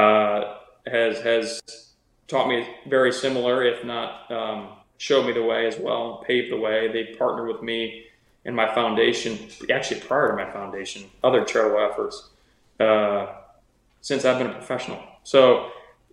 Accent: Cedar Rapids, Iowa, United States; my hometown, Cedar Rapids

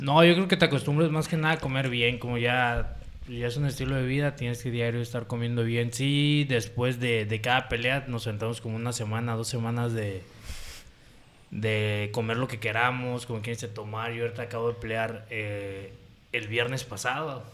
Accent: Puerto Vallarta, Jalisco, Mexico; soy originario de Puerto Vallarta, Jalisco, México. Pata salada de corazón.

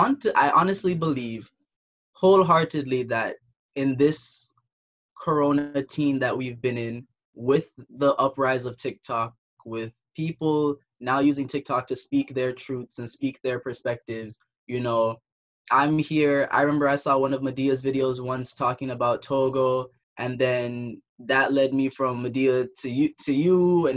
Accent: Jamaica; All right, so I'm not African, right? But I'm Jamaican, and so that threat of being sent back to the home country has always been a thing.

